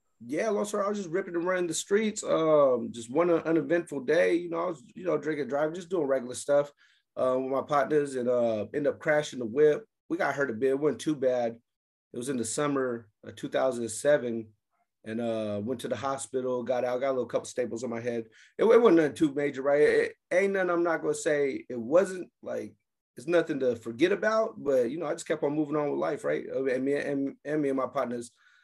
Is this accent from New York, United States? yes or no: no; San Francisco, California, United States; also born or lived in Oakland; I grew up in, I'm from California, right? Grew up in the Bay Area, San Francisco, a little bit of Oakland, the Filmo district.